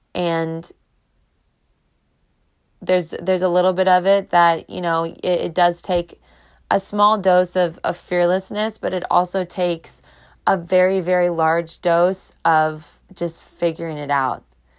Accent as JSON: {"language": "English", "town": "Clearwater", "region": "Florida", "country": "United States", "tie": "born or raised there", "said": "I love Florida. You guys know I'm a Florida girl. I was born in Clearwater."}